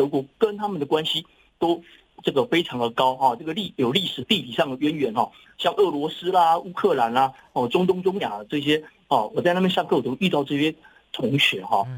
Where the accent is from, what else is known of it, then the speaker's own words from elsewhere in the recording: Taiwan; 根据我们台湾人很哈这个百灵油哈